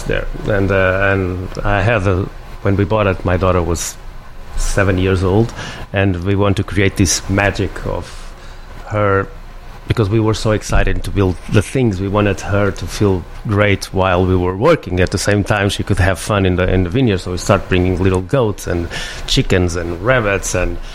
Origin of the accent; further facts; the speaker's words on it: Ericeira, Lisbon, Portugal; I'm from Irisara, my hometown. It's a little fisherman town